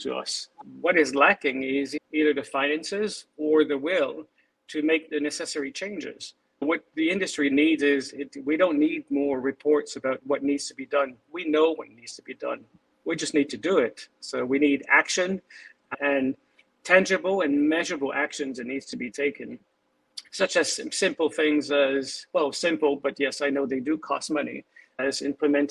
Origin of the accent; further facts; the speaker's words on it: Canada; also born or lived in Montreal / Vancouver; I was born in Canada